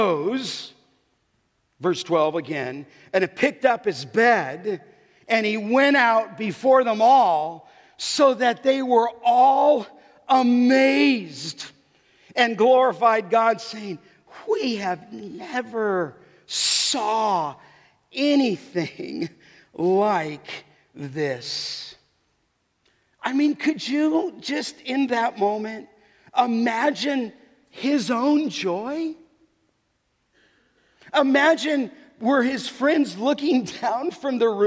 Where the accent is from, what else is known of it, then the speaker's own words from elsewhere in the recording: Santa Monica, California, United States; where I grew up by in Santa Monica, in Venice